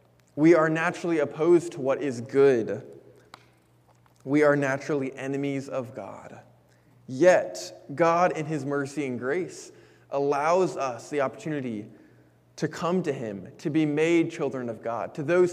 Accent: Japan; For myself, I had the pleasure of growing up in Japan because that's where I was born to my parents.

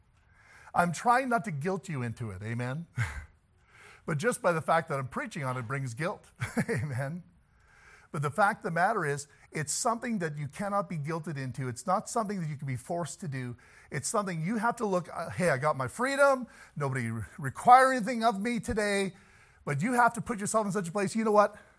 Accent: the South, United States; I'm from the South.

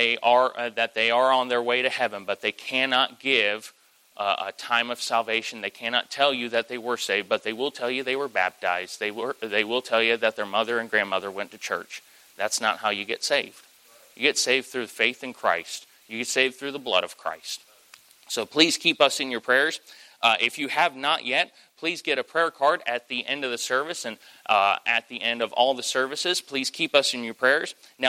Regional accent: Kentucky, United States; I am from Kentucky

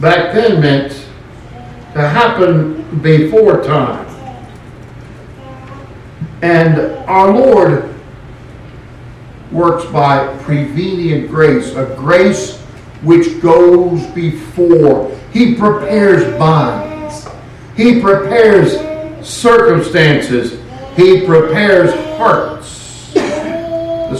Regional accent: California, United States; moved away; my home state of California

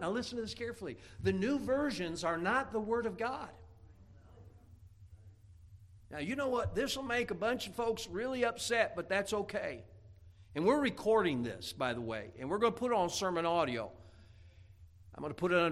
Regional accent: Indiana, United States; moved away; growing up in Indiana

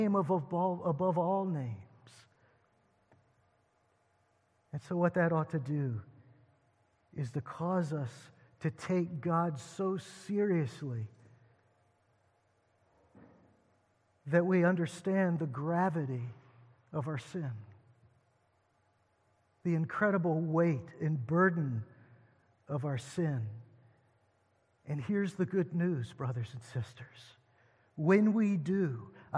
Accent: United States; we as American Christians

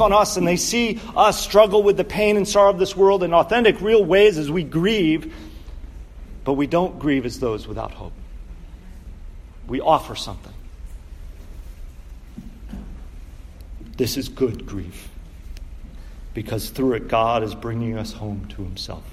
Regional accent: Connecticut, United States; also born or lived in Pittsburgh; my home state of Connecticut

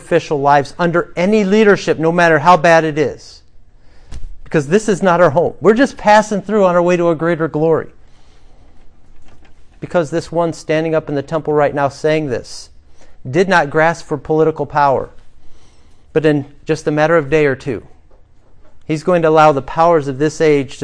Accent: United States; as American Christians

